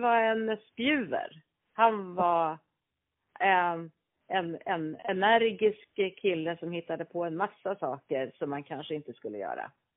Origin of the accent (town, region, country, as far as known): Stockholm, Stockholm County, Sweden; born or raised there